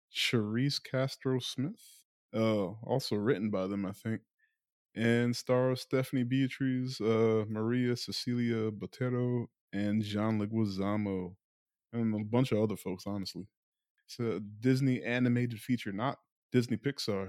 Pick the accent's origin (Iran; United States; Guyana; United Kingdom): Guyana; I'm not Latino or Hispanic, but, like, I'm from South America, which isn't saying much because Guyana gets lumped in with the Caribbean